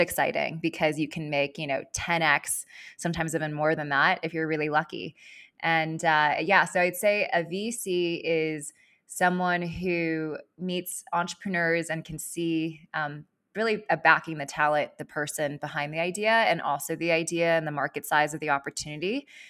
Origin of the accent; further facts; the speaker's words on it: Los Angeles, California, United States; moved away as an adult; also born or lived in East Coast; I grew up in Los Angeles and I moved out to the East Coast in twenty ten, um, to attend college and business school